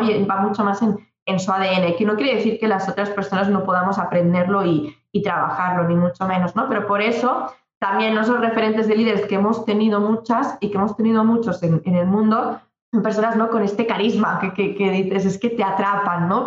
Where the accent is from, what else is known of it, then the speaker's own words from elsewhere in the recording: Maresme, Catalonia, Spain; yo soy del Maresma, una comarca cerquita de Barcelona, en, Cataluña